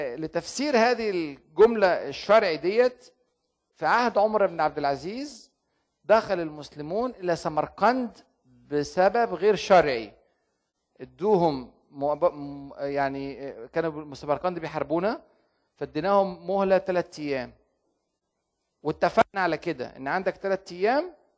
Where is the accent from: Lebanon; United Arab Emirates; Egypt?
Egypt; عندنا في مصر